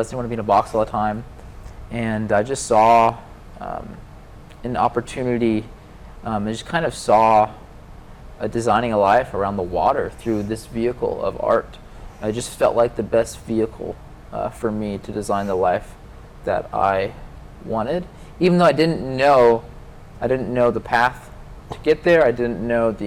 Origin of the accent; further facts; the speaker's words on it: Atlanta, Georgia, United States; moved away as an adult; I grew up in Atlanta, Georgia, and I grew up landlocked, so away from the ocean